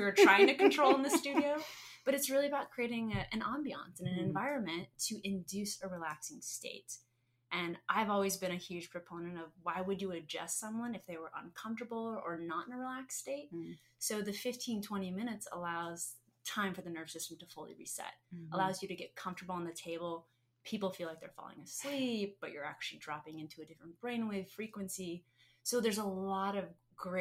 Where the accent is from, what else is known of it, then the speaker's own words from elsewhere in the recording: Arizona, United States; I'm native Arizonan